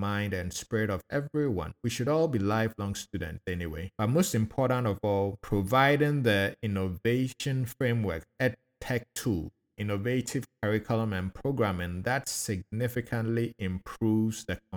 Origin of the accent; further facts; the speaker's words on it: Akosombo, Eastern Region, Ghana; also born or lived in Nsutem, Ghana; now in Atlanta, United States; growing up in Akuse, Kosombo.